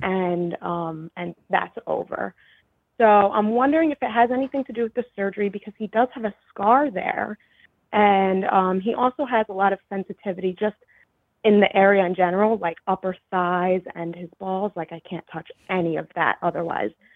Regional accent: Long Island, New York, United States; moved away as an adult; also born or lived in Queens, New York / Connecticut; now in Hartford, United States; I'm from Long Island. I grew up on Long Island. Then I was living in Queens through COVID and everything. And then I wound up moving, um, to Connecticut

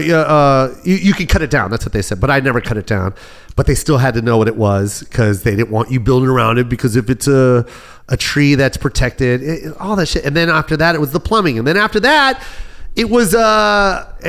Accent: Las Vegas, Nevada, United States; I'm from Vegas

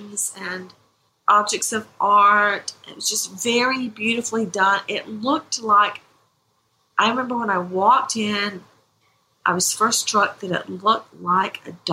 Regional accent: Macon, Georgia, United States; I'm from Macon, Georgia, the really big county, out in the middle of really nowhere, where all you could see were tall pine trees and soybean fields. That's where I come from. And Hawkinsville is just a hop, skip, and a jump away from where I grew up

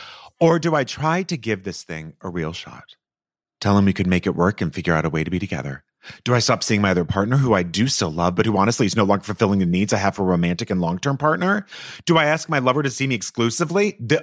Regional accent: United States; now in South Asia; I am a diplomat. Excuse me. I live overseas. I'm American.

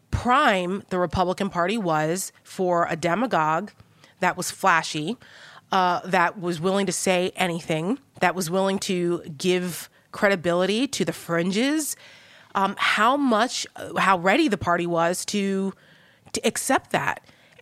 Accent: New Jersey, United States; Because I'm from Jersey. I grew right. up, you know, I know Donald Trump, right?

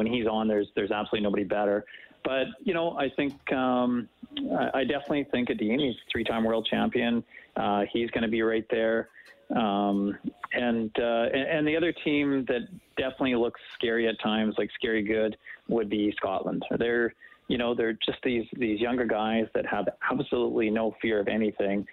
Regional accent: Winnipeg, Manitoba, Canada; where I grew up in Winnipeg

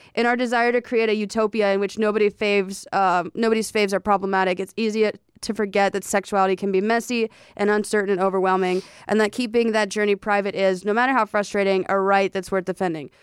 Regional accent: the South, United States; I'm from the South

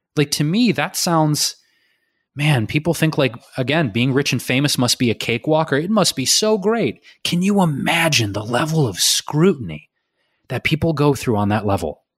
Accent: Detroit, Michigan, United States; I'm from Detroit

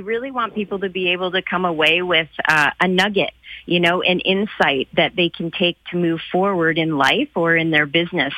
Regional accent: Calgary, Alberta, Canada; I grew up in Calgary. I love this city

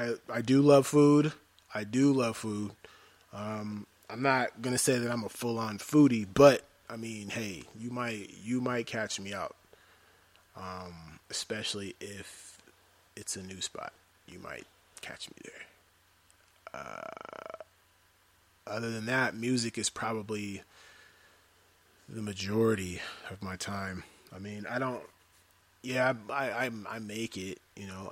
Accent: Denver, Colorado, United States; I am from Denver, Colorado, born and raised

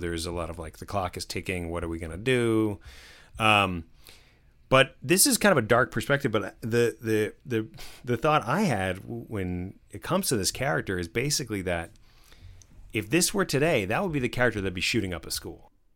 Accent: New Jersey, United States; I grew up in New Jersey

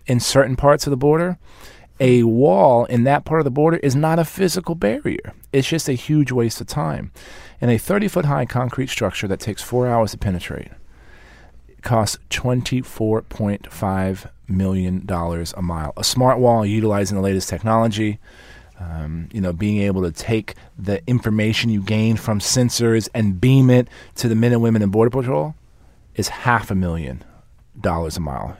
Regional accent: San Antonio, Texas, United States; the mayor of my hometown

